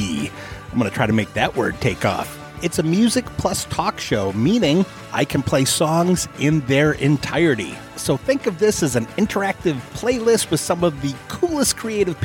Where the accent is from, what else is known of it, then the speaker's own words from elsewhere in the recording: Midwest, United States; two Irish, English Irish kids in the suburbs in the Midwest